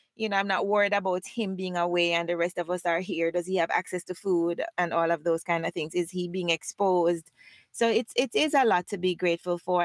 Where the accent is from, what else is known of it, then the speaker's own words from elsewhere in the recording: Montego Bay, Saint James, Jamaica; moved away as an adult; also born or lived in Hanover, Jamaica; now in United States; I was born in Montego Bay and spent most of my life there, but I also lived in Hanover